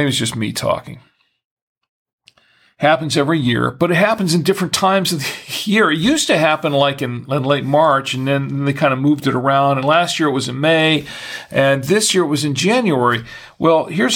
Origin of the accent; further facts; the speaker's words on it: Florida, United States; now in Charlotte, United States; we're from Florida, and it's an opportunity for us to go back there to visit family and friends